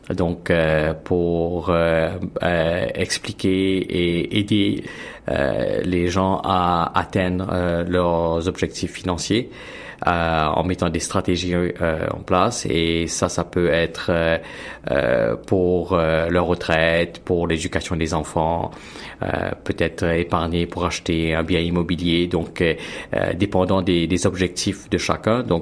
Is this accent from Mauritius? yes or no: yes; Mauritius; now in Toronto, Canada; Donc je, viens de l'île Maurice, donc je suis mauricien.